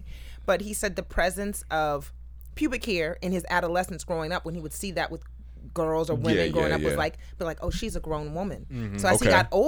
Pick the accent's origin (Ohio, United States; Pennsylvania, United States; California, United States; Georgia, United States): California, United States; Diamond Bar; I grew up in Diamond Bar